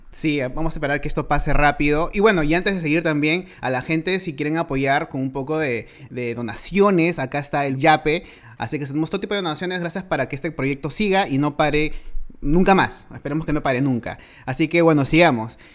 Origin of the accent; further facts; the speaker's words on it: Lima, Peru; yo soy de Los Olivos